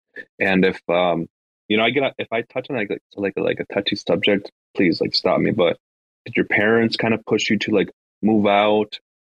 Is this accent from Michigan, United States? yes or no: yes; Michigan, United States; You know, I'm from Michigan, Jake